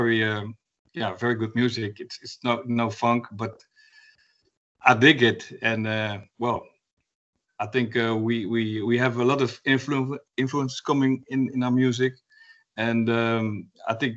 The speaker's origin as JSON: {"language": "English", "town": "Gorinchem", "region": "South Holland", "country": "Netherlands", "tie": "born or raised there", "also_born_or_lived": "Utrecht / The Hague", "said": "I grew up in a small town called Gorinchem"}